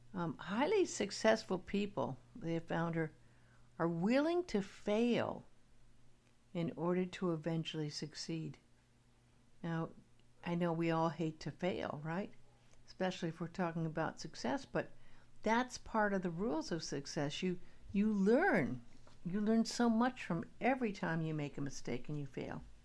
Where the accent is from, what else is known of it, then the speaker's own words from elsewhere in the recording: Beverly Hills, California, United States; I grew up in Beverly Hills